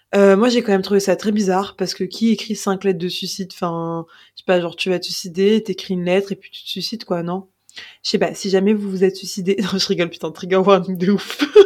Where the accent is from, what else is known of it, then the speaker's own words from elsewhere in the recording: Paris, Île-de-France, France; on a grandi à Paris